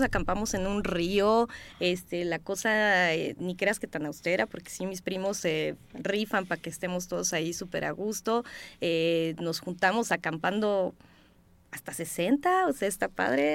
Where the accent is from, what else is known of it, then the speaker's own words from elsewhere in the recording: Chiapas, Mexico; also born or lived in Simojovel de Allende; yo soy de Chiapas. Este, mis papás son de un, un pueblo que se llama Simojovel de Allende